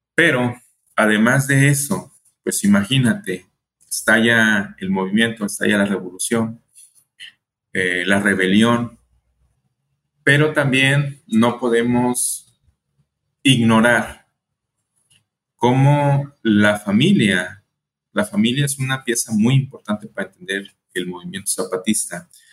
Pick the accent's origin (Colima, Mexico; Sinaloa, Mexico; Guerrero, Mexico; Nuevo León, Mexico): Colima, Mexico; also born or lived in El Paso, Texas; yo soy de México, nací en Colima, Colima, aquí muy cerquitas de Jalisco.